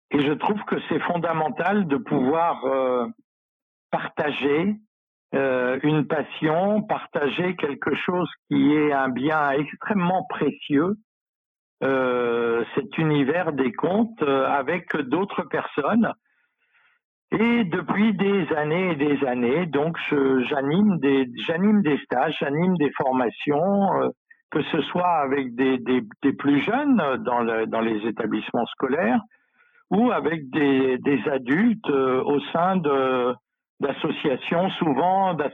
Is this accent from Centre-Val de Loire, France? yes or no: yes; Centre-Val de Loire, France; dans une association d'éducation populaire, hein, l'Union pour la culture populaire en, Sologne, dans mon pays natal.